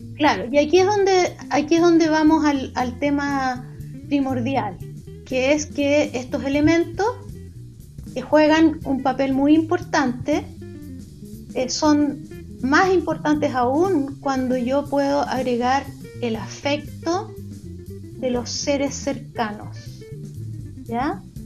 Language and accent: Spanish; Chile; accent: Chilean; Hablamos en español con nuestro acento chileno que se salta las S